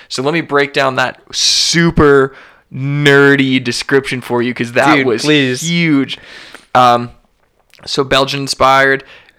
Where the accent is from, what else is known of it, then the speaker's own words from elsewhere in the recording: Canada; because we're Canadian and it's legally has to be on every single package